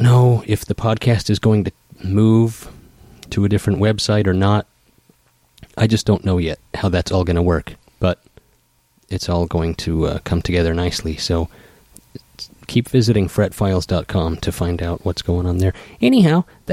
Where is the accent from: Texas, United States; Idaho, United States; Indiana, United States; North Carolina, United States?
Idaho, United States; moved away as an adult; now in Seattle, United States; we're both from Idaho. We're going to move back.